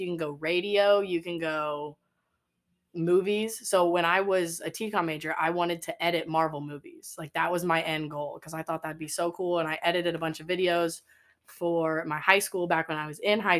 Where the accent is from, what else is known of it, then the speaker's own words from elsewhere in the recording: Westfield, Indiana, United States; I'm from Westfield, Indiana. Tiny little town